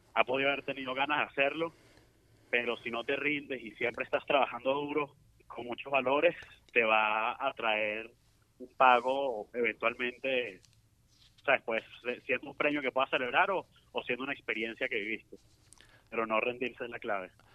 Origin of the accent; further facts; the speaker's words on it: Venezuela; nosotros nos preparamos nueve meses como venezolanos